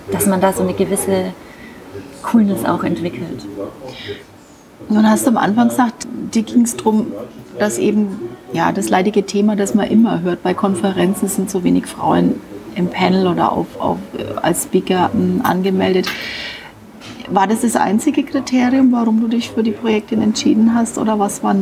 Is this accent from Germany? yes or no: yes; Nuremberg, Bavaria, Germany; born there; Sage ich jetzt so als gebürtige Nürnberger.